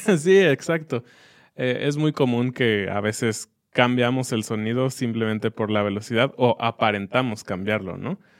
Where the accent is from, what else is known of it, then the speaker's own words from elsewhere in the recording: Mexico; como niños mexicanos